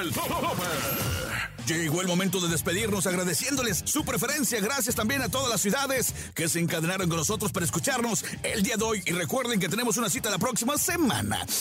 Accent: Tampico, Tamaulipas, Mexico; soy de Tampico.

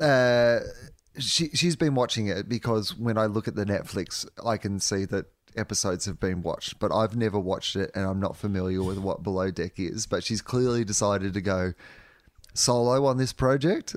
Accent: Australia; as an Australian

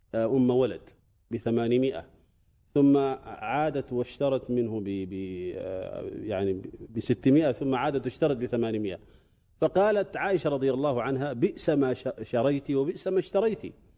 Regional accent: Sudan; قبل عشرين سنة تقريبا عندنا في السودان

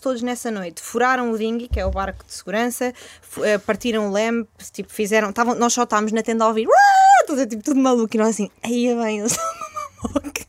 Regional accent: Porto, Norte, Portugal; also born or lived in Chile / Australia; nós somos do Porto

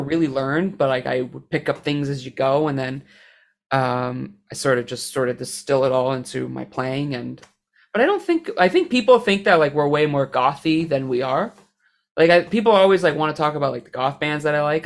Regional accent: Canada; I'm Canadian

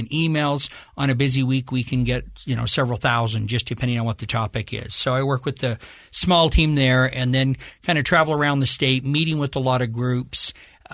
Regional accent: Ferron, Utah, United States; also born or lived in Provo, Utah; I grew up in Farron, Utah. Yes. I am totally proud of my wonderful hometown of Farron

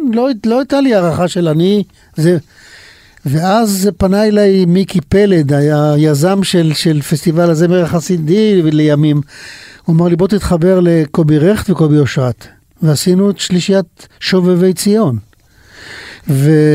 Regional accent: Pardes Hanna-Karkur, Haifa District, Israel; also born or lived in Kibbutz Mishmarot; אנחנו נולדנו אולי חמישה קילומטר אחד מהשני, הוא בבנימינה ואני במשמרות, גדלתי בפרדס חנה

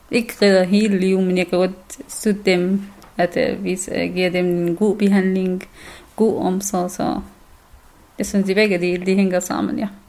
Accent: Syria; Danish is a second language; now in Denmark; Øh, jeg er syrer, øh, jeg er kurder fra Syrien, så selvom jeg bor her 1000 år eller 100 år, så det, det er jeg.

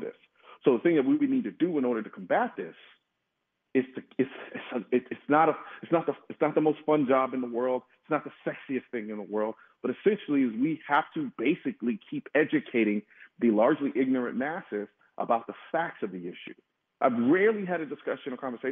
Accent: Houston, Texas, United States; I'm from Houston

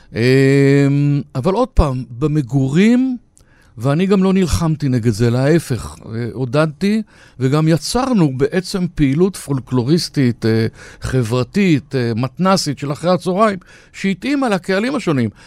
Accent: Haifa, Haifa District, Israel; אני ורבים חיפאים שחיים בחיפה או שעזבו את חיפה

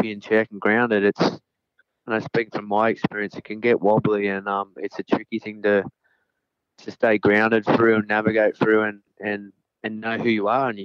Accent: Narrabeen, New South Wales, Australia; we're from Narrabeen

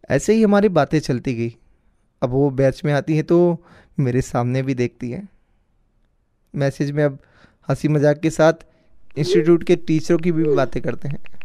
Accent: Phalodi, Rajasthan, India

